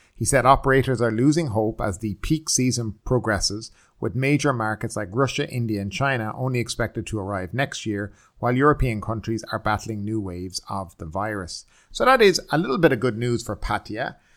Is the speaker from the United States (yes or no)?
no; the middle of Ireland, Midlands, Ireland; moved away as an adult; now in Thailand; My hometown in the middle of Ireland